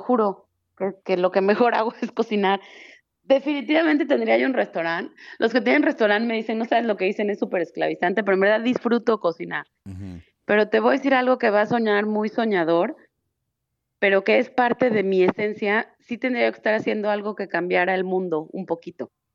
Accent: Mexico; somos los mismos mexicanos

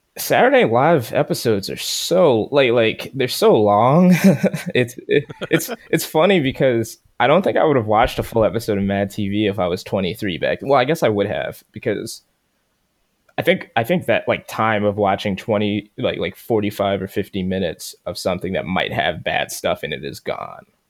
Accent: Baltimore, Maryland, United States; I'm from Baltimore

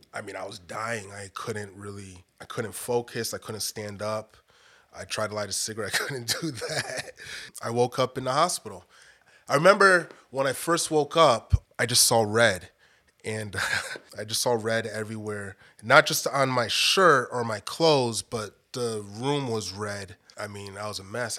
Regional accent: Bridgeport, Connecticut, United States; moved away as an adult; also born or lived in Roswell, Georgia; now in Georgia, United States; growing up in Bridgeport, Connecticut

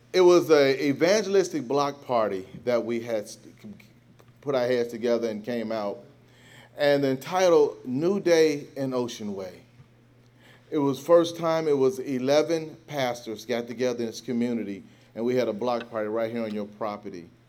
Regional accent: Gary, Indiana, United States; moved away; I'm from Gary, Indiana. You didn't sit on your front porch

